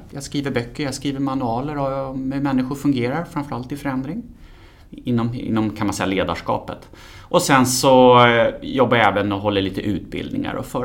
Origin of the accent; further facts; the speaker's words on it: Stockholm, Stockholm County, Sweden; född och uppvuxen i Stockholm.